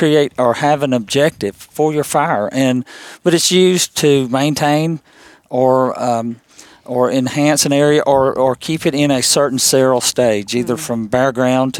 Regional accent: Monroe County, Tennessee, United States; to my hometown. I grew up in Monroe County.

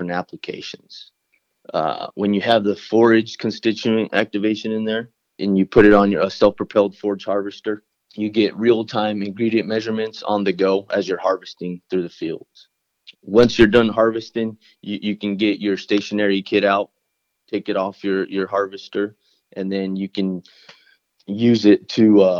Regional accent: Pasco, Washington, United States; I grew up here in Pasco, Washington, almost my entire life.

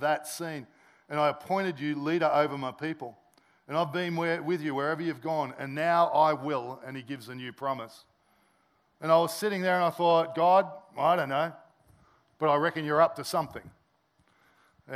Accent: Sydney, New South Wales, Australia; moved away as an adult; I'm originally from Sydney.

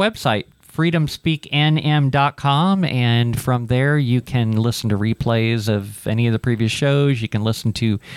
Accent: Ohio, United States; moved away; I'm from Ohio

